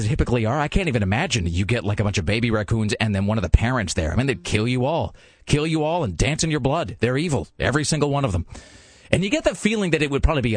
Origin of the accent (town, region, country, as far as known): Kennewick, Washington, United States; born or raised there; now in Portland, United States